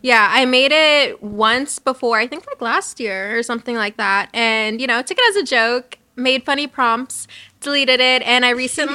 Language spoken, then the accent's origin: English; Covina, California, United States; I'm from Covina